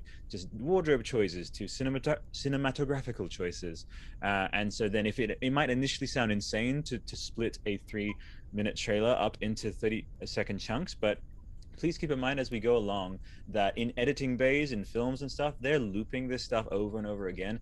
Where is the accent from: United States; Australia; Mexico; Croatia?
Australia; I'm from Australia